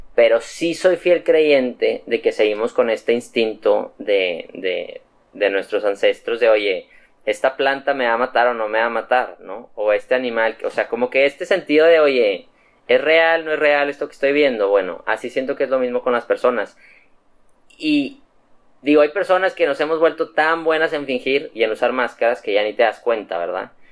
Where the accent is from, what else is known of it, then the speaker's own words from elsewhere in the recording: Mexico; also born or lived in Monterrey; soy mexicano